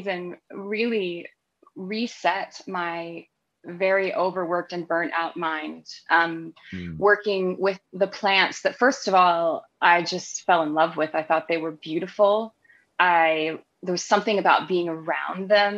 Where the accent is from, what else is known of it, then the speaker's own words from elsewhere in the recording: North Carolina, United States; moved away as an adult; also born or lived in London, United Kingdom; I was born in North Carolina and I grew up on our farm, but I was living in the United Kingdom. I had been living there for, 12 or 13 years at that point.